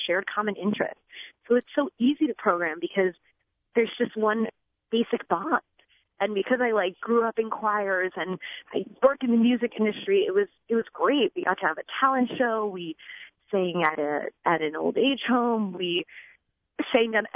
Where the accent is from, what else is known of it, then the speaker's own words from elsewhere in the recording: Long Beach, New York, United States; I am from Long Beach, New York